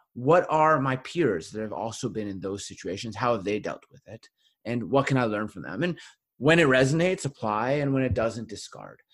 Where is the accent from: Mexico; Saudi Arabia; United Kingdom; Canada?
Canada; Winnipeg, Manitoba; my hometown of Winnipeg